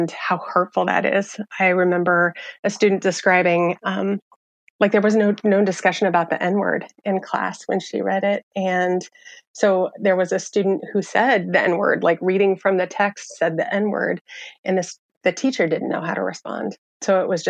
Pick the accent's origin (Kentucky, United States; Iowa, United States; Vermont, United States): Iowa, United States; rural; I was a sophomore in a small town in rural Iowa